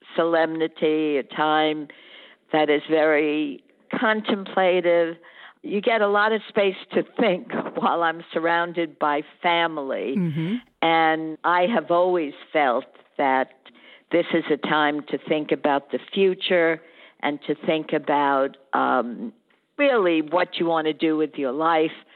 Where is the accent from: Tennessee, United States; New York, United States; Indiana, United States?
New York, United States; New York City; as a young woman growing up in the Bronx, New York